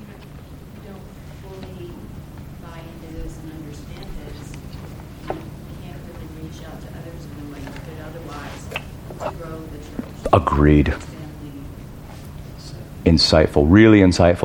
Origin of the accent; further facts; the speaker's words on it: United States; I'm American